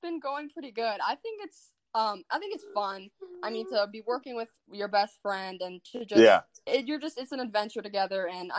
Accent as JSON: {"language": "English", "town": "Poland", "region": "Ohio", "country": "United States", "tie": "born or raised there", "said": "I just graduated a couple years ago from Poland High School"}